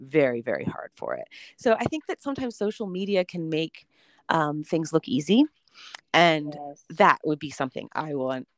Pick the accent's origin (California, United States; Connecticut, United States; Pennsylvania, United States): Pennsylvania, United States; Philadelphia; I grew up in Pennsylvania and in the Philadelphia area.